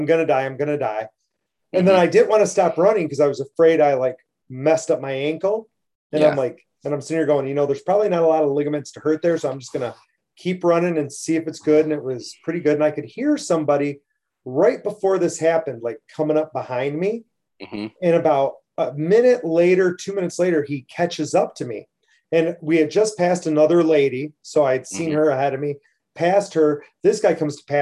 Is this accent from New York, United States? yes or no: no; Hell, Michigan, United States; I grew up just outside of Hell